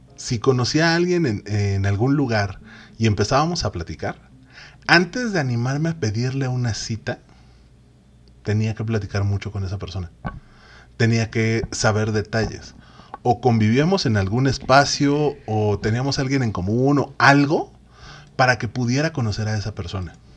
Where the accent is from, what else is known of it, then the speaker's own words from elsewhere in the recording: Mexico; somos la raza más chida, somos esa raza de bronce